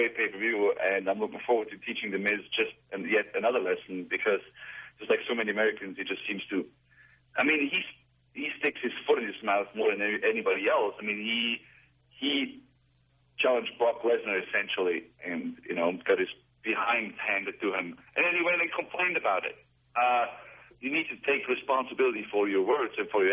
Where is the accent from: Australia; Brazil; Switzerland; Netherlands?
Switzerland; now in United States; I was born in Switzerland